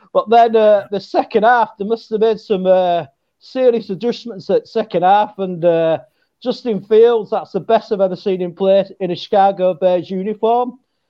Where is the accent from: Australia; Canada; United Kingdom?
United Kingdom; England; Well, we are sort of known as being intelligent people as English, sort of.